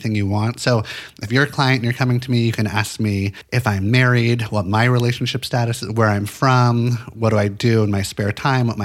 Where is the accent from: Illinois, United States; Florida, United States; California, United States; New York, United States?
California, United States; Santa Monica; I grew up in Los Angeles, in Santa Monica